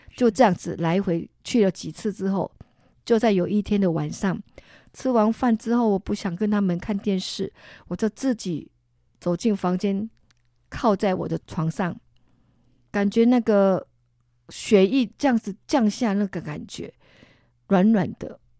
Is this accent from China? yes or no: no; Tainan, Taiwan; moved away as an adult; now in Singapore; 我是从台南嫁去新加坡